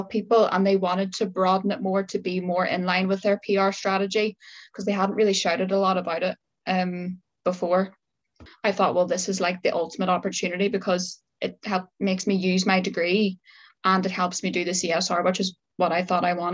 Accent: Northern Ireland, United Kingdom; moved away as an adult; now in Liverpool, United Kingdom; I'm originally from Northern Ireland, as you are yourself. Moved to Liverpool, 5 years ago

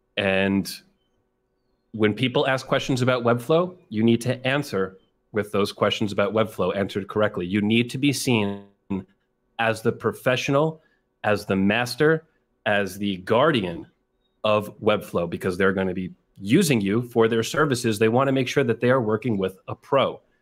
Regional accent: New York, United States; I'm from New York, very close to the city of New York

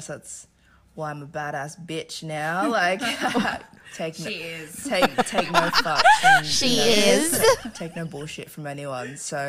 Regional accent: Sydney, New South Wales, Australia; also born or lived in Auckland, New Zealand; I was born in Auckland, New Zealand, and I moved here in 94 when I was 6 months old. And we lived in Liverpool.

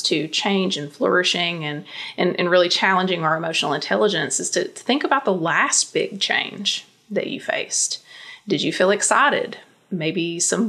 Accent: Eastern Kentucky, United States; I grew up in Eastern Kentucky

